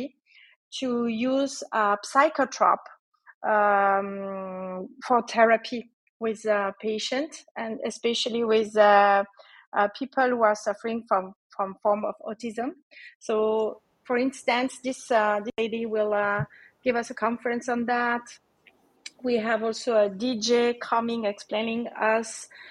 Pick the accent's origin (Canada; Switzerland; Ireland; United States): Switzerland; moved away as an adult; also born or lived in Asia; So I'm in Switzerland, actually. I'm Swiss in Switzerland